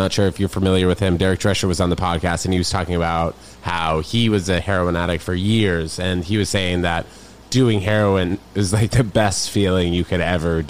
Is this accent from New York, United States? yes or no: yes; New York, United States; I was like, oh, Manhattan.